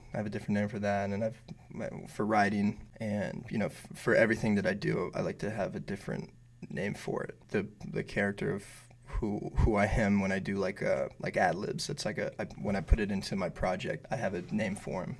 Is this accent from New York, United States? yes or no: no; Bay Area, California, United States; moved away as an adult; also born or lived in East Bay; now in Los Angeles, United States; Um, no, I'm from the Bay Area originally.